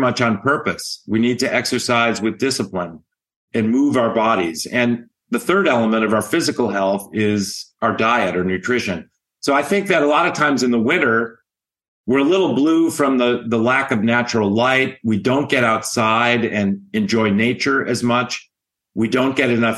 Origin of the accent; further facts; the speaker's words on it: outside of Chicago, Illinois, United States; now in California, United States; I grew up outside of Chicago